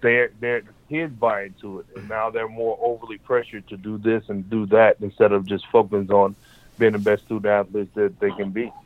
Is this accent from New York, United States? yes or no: no; Detroit, Michigan, United States; growing up in Detroit